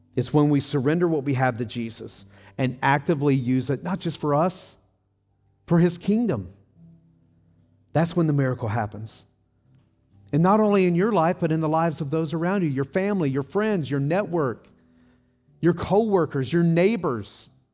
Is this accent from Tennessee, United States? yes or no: yes; Tennessee, United States; I grew up in Tennessee